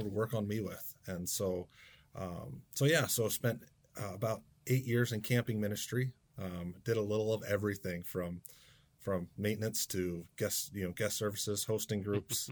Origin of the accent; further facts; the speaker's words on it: Waynesboro, Pennsylvania, United States; now in Camden, United States; I was born in South Central Pennsylvania. Um, grew up at Blue Rock United Brethren Church in Waynesboro, PA.